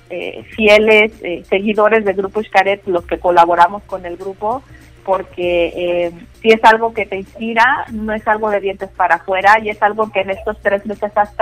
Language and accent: Spanish; Mexico; somos mexicanos muy responsables.